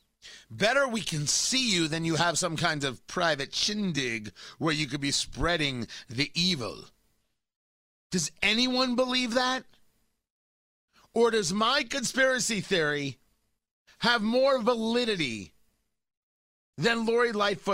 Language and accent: English; United States; moved away as an adult; also born or lived in Washington, D.C. / Los Angeles; now in Indiana, United States; I grew up in New York, New Jersey